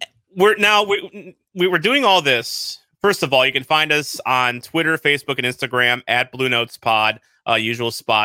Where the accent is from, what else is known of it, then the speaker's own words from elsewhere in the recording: Arnold, Missouri, United States; I grew up in South County, Arnold Imperial